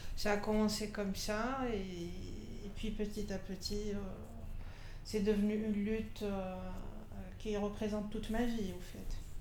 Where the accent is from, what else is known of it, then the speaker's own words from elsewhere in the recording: Constantine, Constantine Province, Algeria; now in Algiers, Algeria; je suis pas originaire d'Alger, je suis de Constantine, c'est une ville de l'est du pays.